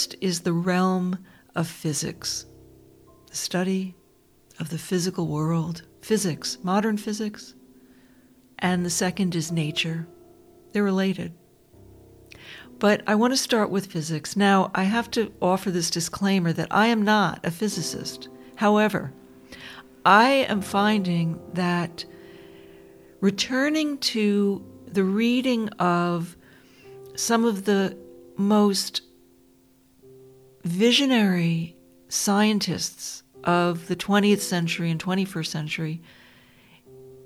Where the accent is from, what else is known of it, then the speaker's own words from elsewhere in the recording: Dobbs Ferry, New York, United States; I was growing up outside of New York City in this beautiful suburb named Dobbs Ferry